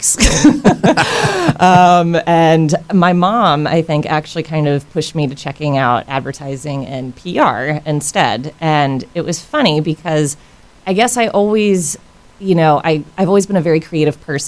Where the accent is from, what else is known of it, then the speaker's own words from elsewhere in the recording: Jacksonville, Florida, United States; moved away as an adult; now in Orlando, United States; I grew up in Jacksonville, Florida, so just a couple hours north of Orlando